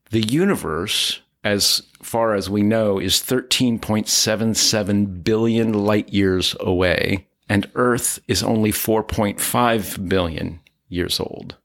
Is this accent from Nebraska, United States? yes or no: yes; Pender, Nebraska, United States; moved away as an adult; also born or lived in Pittsburgh / Los Angeles / Lincoln; now in Altadena, United States; We were in a small village in northeast Nebraska where I was being raised